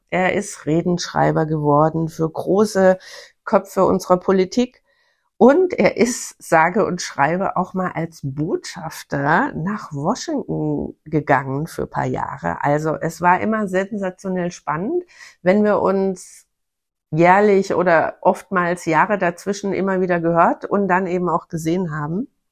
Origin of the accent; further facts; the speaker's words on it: Bavarian Forest, Germany; Ich komme aus dem Bayerischen Wald